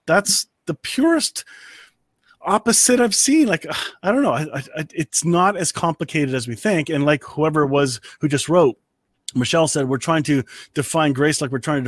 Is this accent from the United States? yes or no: no; Canada; I'm Canadian